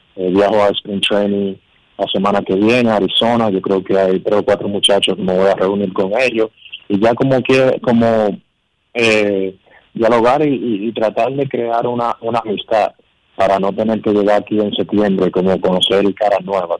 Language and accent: Spanish; Dominican Republic; aquí en la línea Mar, en mi país, pero con los Leones del Corrido, el, equipo que yo eh, desde niño he seguido